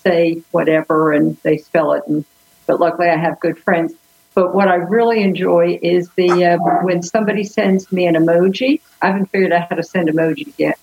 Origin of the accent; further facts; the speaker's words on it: Summerville, South Carolina, United States; from Somerville, South Carolina. It's right outside of Charleston, South Carolina